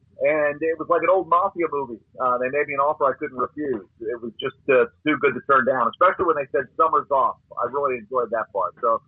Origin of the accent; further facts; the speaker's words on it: Philadelphia, Pennsylvania, United States; now in Austin, United States; When I was 10 years old growing up in Philadelphia